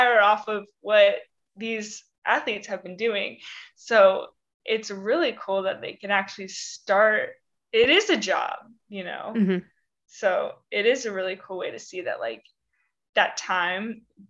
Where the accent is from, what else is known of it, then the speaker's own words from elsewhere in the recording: Arizona, United States; moved away; growing up in Arizona